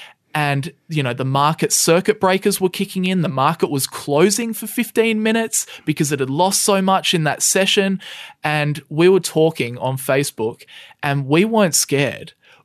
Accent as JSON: {"language": "English", "country": "Australia", "said": "We're both Australian."}